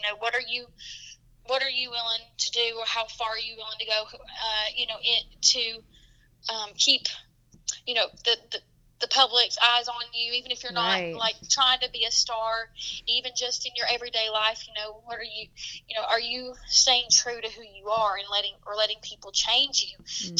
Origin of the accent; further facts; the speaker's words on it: the South, United States; accent: Southern; And so it was very nice for me to be like accepted with my Southern accent